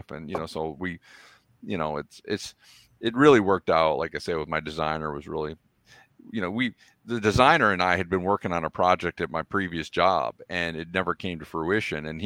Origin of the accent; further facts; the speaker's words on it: Toledo, Ohio, United States; I'm wearing my